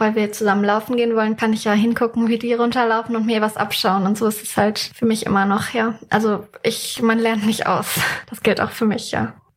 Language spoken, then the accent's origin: German; near the Harz, Germany; moved away; ich komme selbst ursprünglich aus der Nähe vom Harz